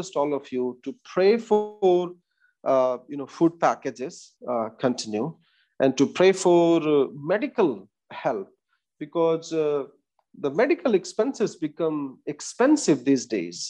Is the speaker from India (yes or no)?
yes; India; we as Indian Christians